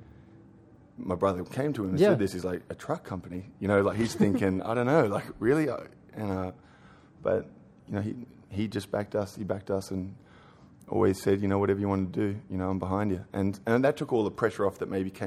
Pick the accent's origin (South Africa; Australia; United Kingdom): Australia; now in New York City, United States; I'm an Australian